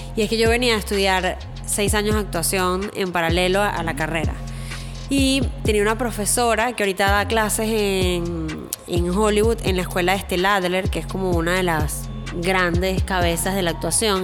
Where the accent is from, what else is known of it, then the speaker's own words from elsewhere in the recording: Venezuela; moved away as an adult; also born or lived in New York; now in Miami, United States; venezolana viviendo en los Estados Unidos